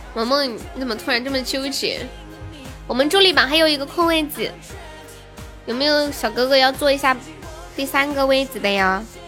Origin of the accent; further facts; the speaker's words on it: Nanchong, Sichuan, China; 我是南充的